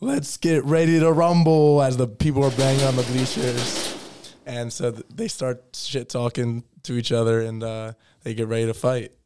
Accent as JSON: {"language": "English", "town": "New York City", "region": "New York", "country": "United States", "said": "I'm also from New York City"}